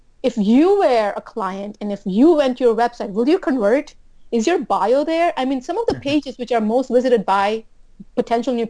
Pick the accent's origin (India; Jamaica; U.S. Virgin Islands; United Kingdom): U.S. Virgin Islands; moved away as an adult; also born or lived in New Jersey; I'm from St. Thomas.